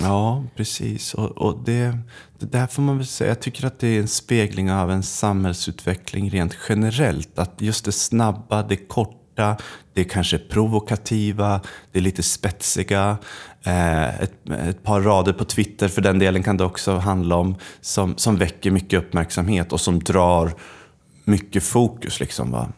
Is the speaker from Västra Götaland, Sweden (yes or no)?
no; Östersund, Jämtland, Sweden; jag kommer från Östersund